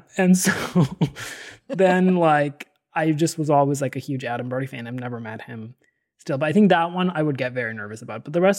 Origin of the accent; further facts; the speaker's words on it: Delhi, India; So I grew up in Delhi, and at this high school was a very crazy school.